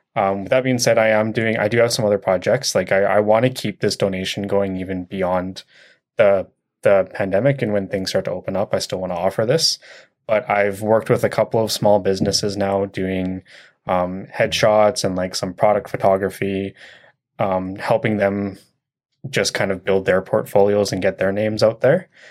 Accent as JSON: {"language": "English", "town": "Chilliwack", "region": "British Columbia", "country": "Canada", "tie": "born or raised there", "also_born_or_lived": "Vancouver", "said": "I was born in Vancouver, but I moved here when I was, like, four years old. So my life is in Chilliwack."}